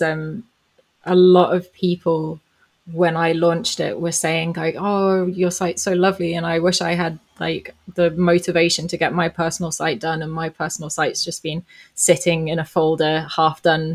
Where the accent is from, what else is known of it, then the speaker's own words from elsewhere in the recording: Johannesburg, Gauteng, South Africa; I grew up in South Africa, so this was in Johannesburg